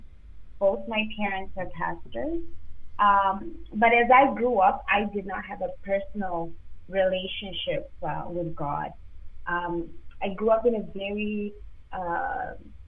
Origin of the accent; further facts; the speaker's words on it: Zimbabwe; now in Toronto, Canada; I'm actually African. So I was born in Zimbabwe